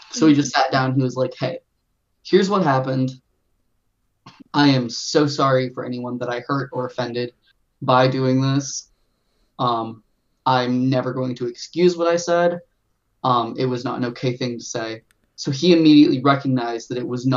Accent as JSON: {"language": "English", "country": "United States", "said": "We are all from America"}